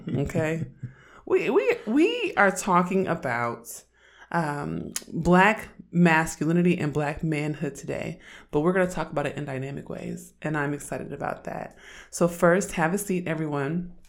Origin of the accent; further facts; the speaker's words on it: Oakland, California, United States; I'm from Oakland, and I'm an androgynous, black, lesbian feminist